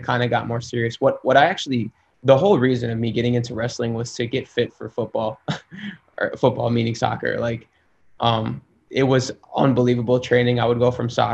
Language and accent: English; Schaumburg, Illinois, United States; moved away; I grew up in Schaumburg, Illinois, which is a suburb outside of the city